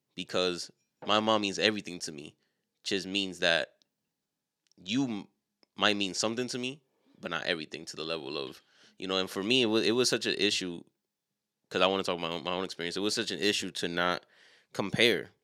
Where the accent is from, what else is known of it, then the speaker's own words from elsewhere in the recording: New York City, New York, United States; us being from a city like New York